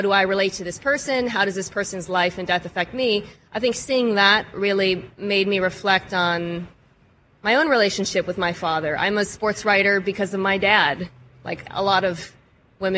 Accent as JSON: {"language": "English", "town": "Seattle", "region": "Washington", "country": "United States", "tie": "born or raised there", "said": "I grew up in Seattle"}